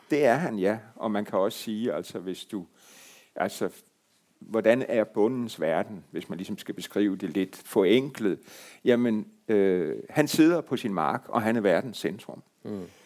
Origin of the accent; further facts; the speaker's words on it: Marstal, Southern Denmark, Denmark; Hvor jeg kommer fra